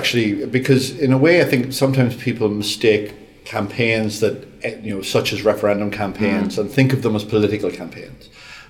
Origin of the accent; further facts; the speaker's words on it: Australia; accent: Australian; On the yes side, with my big Australian accent.